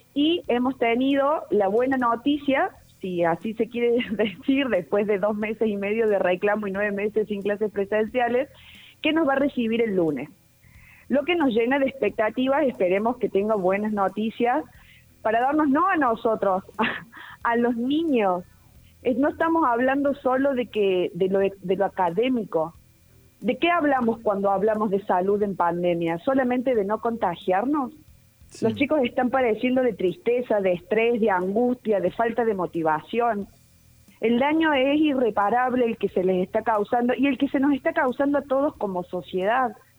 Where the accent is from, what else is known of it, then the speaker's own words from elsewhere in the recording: Argentina; como argentino